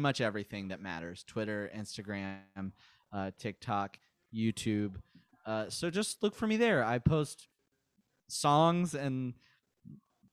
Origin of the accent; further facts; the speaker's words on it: Mobile, Alabama, United States; now in Florida, United States; I was born in Mobile, Alabama